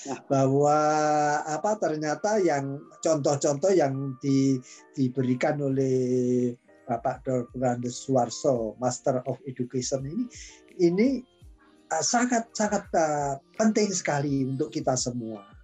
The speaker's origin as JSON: {"language": "Indonesian", "region": "Java", "country": "Indonesia", "said": "Ini saya sendiri walaupun saya sendiri itu orang Jawa ya"}